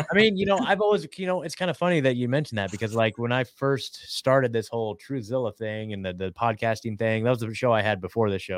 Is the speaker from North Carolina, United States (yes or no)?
no; Oregon, United States; moved away; I'm from Oregon